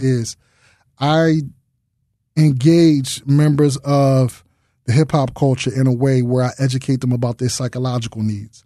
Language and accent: English; Philadelphia, Pennsylvania, United States; I grew up in North Philadelphia